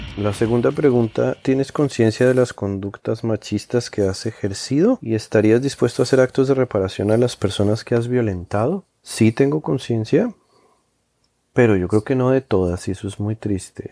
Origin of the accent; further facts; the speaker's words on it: Colombia; moved away as an adult; now in New York, United States; me fui a, de Colombia y, y llevo ya quince años viviendo en Nueva York